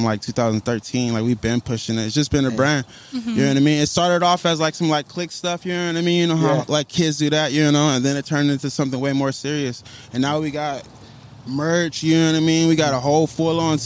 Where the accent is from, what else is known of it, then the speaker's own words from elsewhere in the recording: San Diego, California, United States; moved away as an adult; also born or lived in Oceanside, California; now in Phoenix, United States; I'm from San Diego born